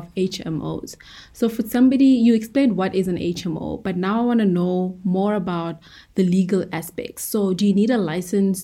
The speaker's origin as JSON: {"language": "English", "country": "South Africa", "said": "as someone who is not from the UK, and like personally, I'm from South Africa"}